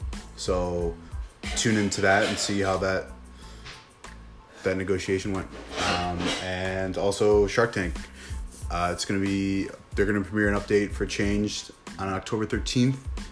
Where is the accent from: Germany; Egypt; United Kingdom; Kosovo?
United Kingdom; London; I'm from London.